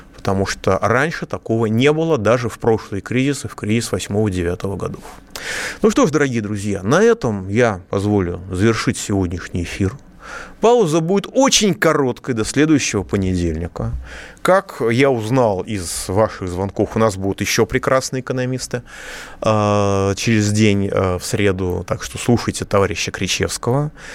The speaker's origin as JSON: {"language": "Russian", "region": "Moscow", "country": "Russia", "said": "я, как москвич"}